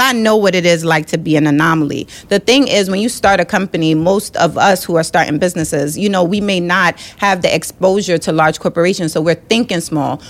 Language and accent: English; New York City, New York, United States; also born or lived in Jamaica; being raised in Brooklyn